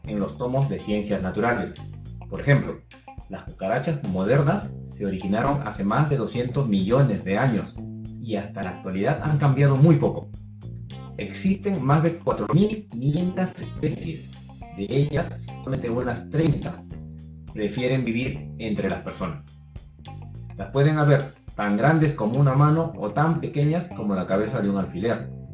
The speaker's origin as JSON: {"language": "Spanish", "country": "Peru", "said": "un peruano promedio"}